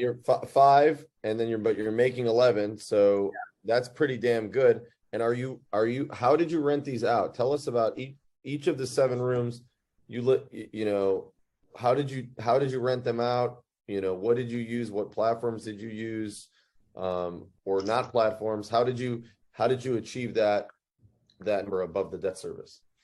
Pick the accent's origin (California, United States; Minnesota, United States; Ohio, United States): Ohio, United States; Cleveland; I was born in Cleveland, Ohio